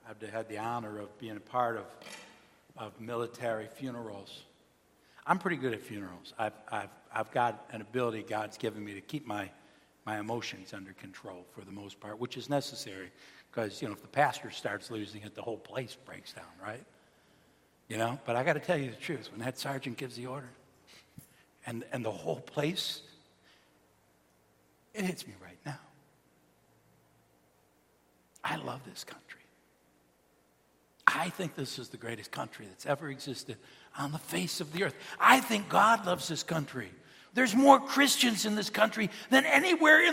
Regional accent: United States; I am an American. I was raised as an American

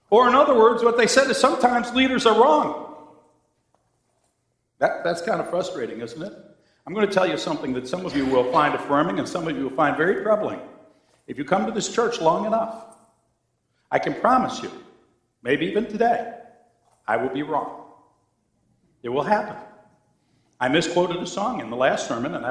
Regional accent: Cheektowaga, New York, United States; I'm a kid from Cheektowaga

